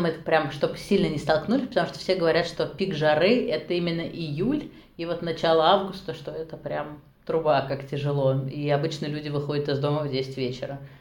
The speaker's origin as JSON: {"language": "Russian", "town": "Nizhny Novgorod", "region": "Nizhny Novgorod Oblast", "country": "Russia", "tie": "born or raised there", "also_born_or_lived": "Saint Petersburg / Innopolis, Tatarstan / Krasnodar / Moscow", "moved": "as an adult", "lives_now": "Tashkent, Uzbekistan", "said": "Я родилась в Нижнем Новгороде, потом жила в Петербурге, училась в магистратуре"}